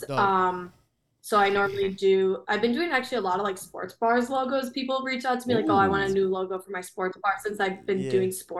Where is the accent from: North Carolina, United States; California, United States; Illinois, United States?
Illinois, United States; Chicago; I'm from Chicago